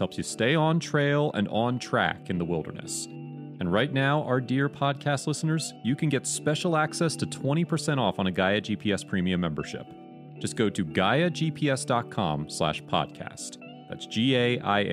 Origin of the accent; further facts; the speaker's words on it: Pennsylvania, United States; I grew up in Pennsylvania, so most of my childhood I grew up hiking on the rocks